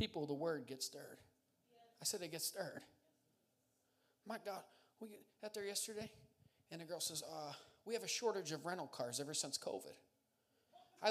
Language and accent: English; Montdale, Tompkinsville, Pennsylvania, United States; I'm from Montdale. Tompkinsville, to be exact